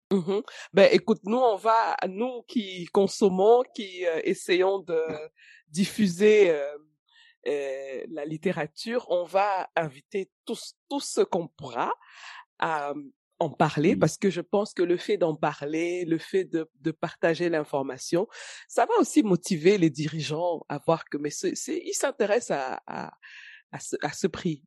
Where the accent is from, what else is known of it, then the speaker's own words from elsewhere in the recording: Cameroon; chez nous au Cameroun